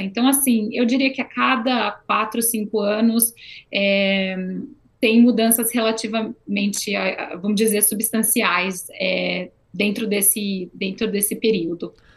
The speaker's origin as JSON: {"language": "Portuguese", "town": "Campinas", "region": "São Paulo", "country": "Brazil", "moved": "as an adult", "lives_now": "Canada", "said": "eu sou do interior de São Paulo, eu sou de Campinas"}